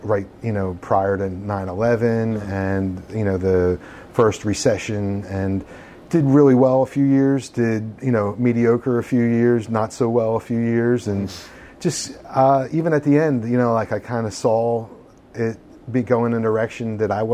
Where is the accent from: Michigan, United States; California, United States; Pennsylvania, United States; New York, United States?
Pennsylvania, United States; King of Prussia; I grew up in King of Prussia.